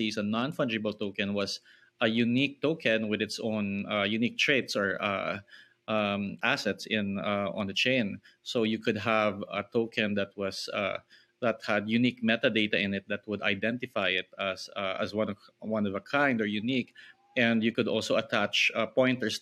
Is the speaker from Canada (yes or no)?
no; Philippines; I grew up in the Philippines